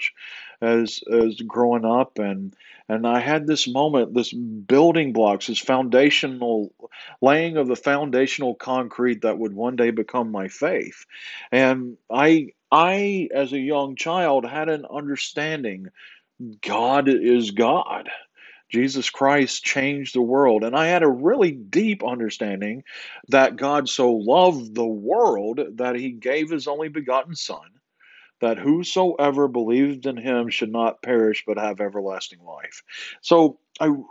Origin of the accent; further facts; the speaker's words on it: Southeast, United States; I grew up in the Southeast.